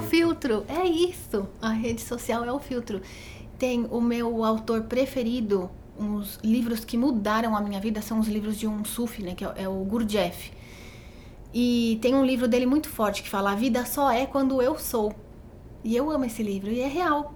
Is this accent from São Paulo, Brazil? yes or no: yes; Botucatu, São Paulo, Brazil; como eu sou de Botucatu, né? Minha família é de Botucatu.